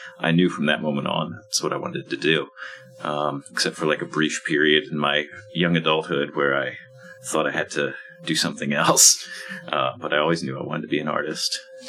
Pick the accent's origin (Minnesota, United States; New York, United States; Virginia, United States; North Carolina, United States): Virginia, United States; Arlington; now in Philadelphia, United States; I grew up in Arlington, Virginia, right outside of DC.